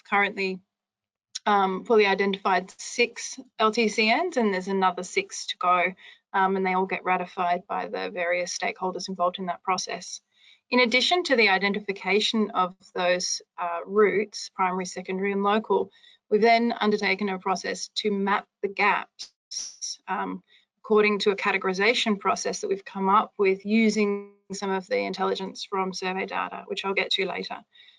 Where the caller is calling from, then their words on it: Western Australia, Australia; So I'm chiming in from Western Australia and talking about the approaches to monitoring and evaluation of the activities and programs and projects that we undertake over here.